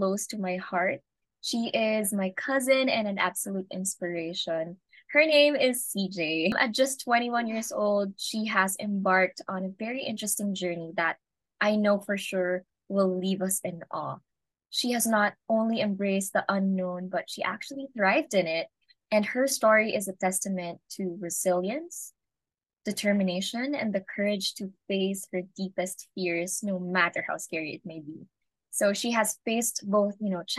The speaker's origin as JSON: {"language": "English", "country": "Singapore", "tie": "born or raised there", "said": "We grew up together in Singapore"}